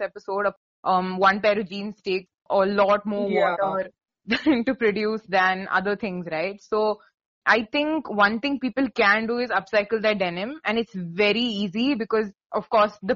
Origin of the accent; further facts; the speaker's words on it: India; we're from India